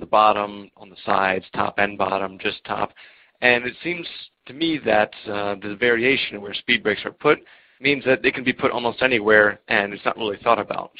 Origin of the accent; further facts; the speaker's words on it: Maryland, United States; now in Czech Republic; from the U.S., born and raised in Maryland, but currently living in the Czech Republic.